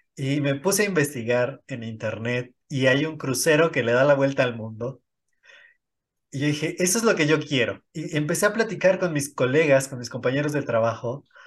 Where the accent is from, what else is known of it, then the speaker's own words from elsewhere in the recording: State of Mexico, Mexico; Yo, nací en el Estado de México, eh, pero me registraron allá